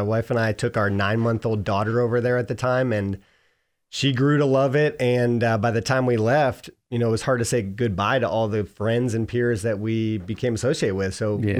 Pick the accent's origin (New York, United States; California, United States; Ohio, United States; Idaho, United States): Ohio, United States; Cleveland; also born or lived in Korea; Cleveland, Ohio, originally.